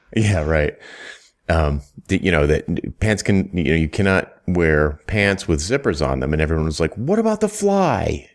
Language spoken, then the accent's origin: English; United States; growing up in the United States